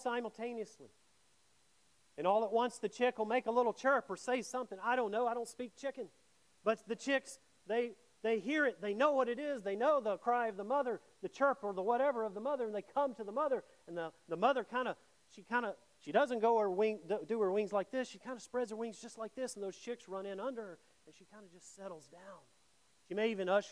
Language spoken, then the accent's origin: English; Mississippi, United States; I grew up in Mississippi